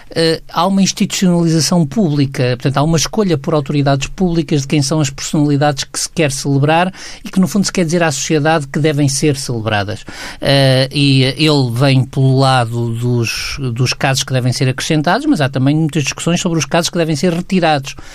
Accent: Aveiro, Centro, Portugal; eu nasci em Aveiro

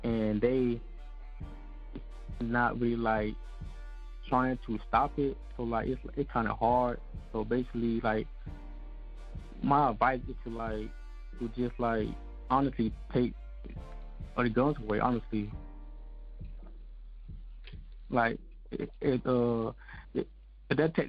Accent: New York, United States; now in Aiken, United States; I'm from New York

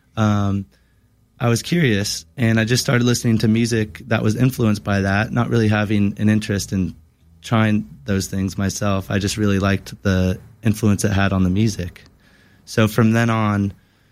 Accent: Newport, United States; I grew up in a very Newport family. My mom and dad both born and raised in Newport

